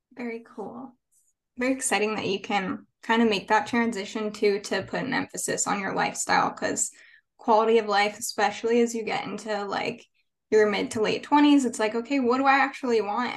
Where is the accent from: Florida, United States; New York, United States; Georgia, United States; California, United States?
California, United States; San Diego; moved away as an adult; also born or lived in Orange County, California; now in Nashville, United States; I'm from San Diego originally